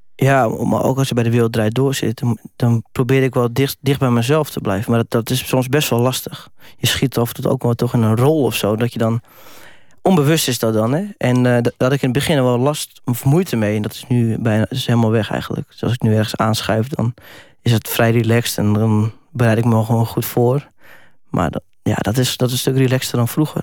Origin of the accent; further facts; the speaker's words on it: Netherlands; als Nederlander